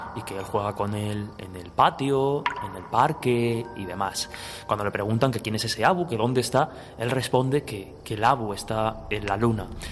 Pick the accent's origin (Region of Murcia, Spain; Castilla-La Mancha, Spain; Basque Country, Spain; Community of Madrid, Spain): Castilla-La Mancha, Spain; Albacete; que soy de Albacete